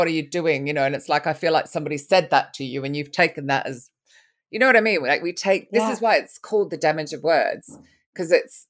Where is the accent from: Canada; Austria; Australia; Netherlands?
Australia; Sydney, New South Wales; born there; even though I was born in Sydney.